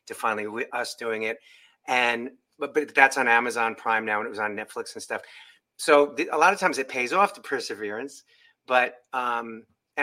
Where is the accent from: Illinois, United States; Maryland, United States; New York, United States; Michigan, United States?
New York, United States; moved away as an adult; now in California, United States; I'm from New York originally